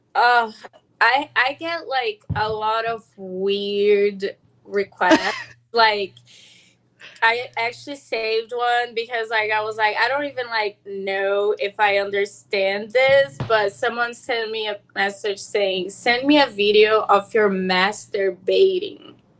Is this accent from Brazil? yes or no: yes; São Paulo, Brazil; now in Los Angeles, United States; I'm from Sao Paulo.